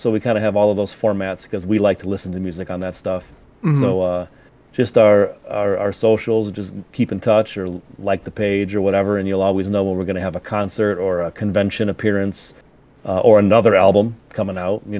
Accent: Michigan, United States; Little Caesars is from our town

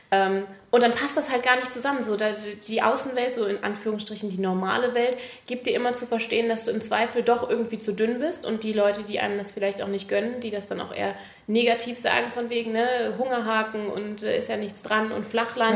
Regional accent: Germany; da, wo ich aufgewachsen bin, ist das in der Nähe von der holländischen Grenze

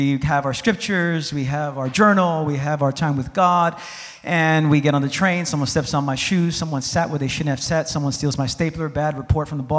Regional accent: New York City, New York, United States; I'm from New York City

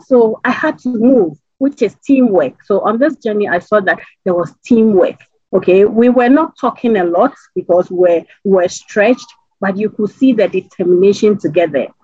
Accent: Ghana; as a Ghanaian

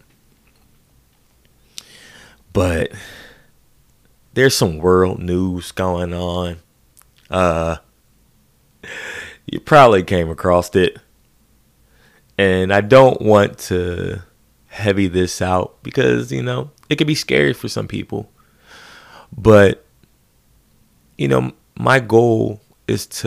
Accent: Philadelphia, Pennsylvania, United States; as a Philadelphian

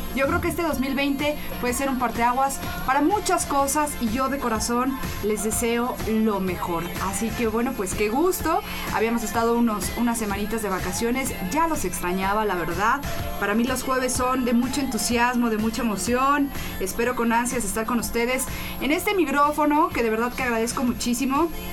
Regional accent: Mexico; nosotros como mexicanos

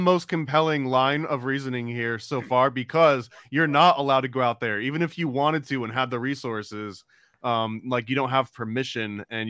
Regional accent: New York, United States; I'm from New York.

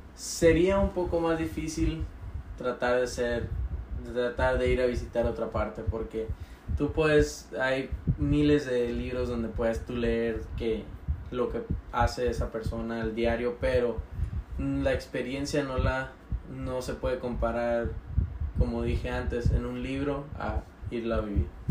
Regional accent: Cumpas, Sonora, Mexico; yo nací en Cumpa, Sonora

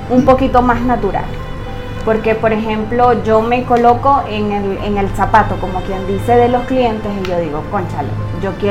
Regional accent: Upata, Bolívar, Venezuela; eh, tengo 26 años de edad, eh, soy técnico superior universitario en mecánica dental, eh, soy de aquí de Upata

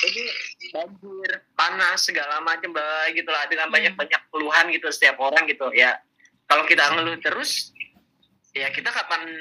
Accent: Jakarta, Indonesia; kebetulan kebetulan gue lahir di Jakarta gitu ah. tapi orang orang tua di Jawa semua kan gitu oh, kan tapi memang udah lama tinggal di Jakarta

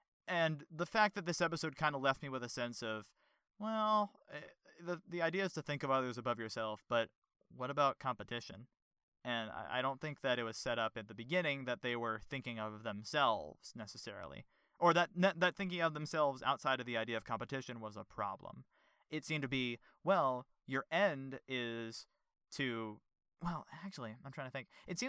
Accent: New York, United States; I am from New York, after all

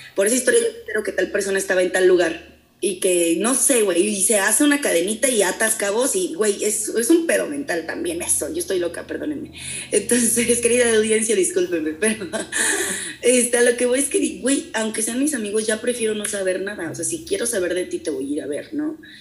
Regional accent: Amealco, Querétaro, Mexico; moved away as an adult; also born or lived in San Juan del Río, Mexico / United States; now in Querétaro, Mexico; no soy de Américo soy de San Juan del Río, pero este, crecí en Américo

